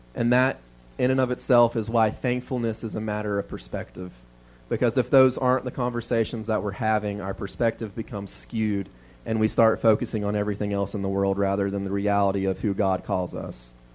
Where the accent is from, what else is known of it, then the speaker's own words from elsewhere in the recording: the South, United States; we were raised in the South